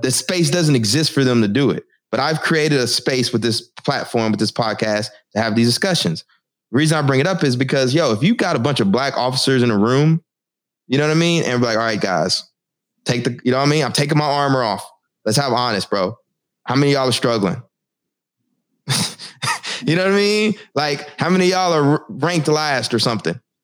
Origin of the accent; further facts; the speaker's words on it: Texas, United States; now in Newark, United States; I'm from Texas. I live in Newark now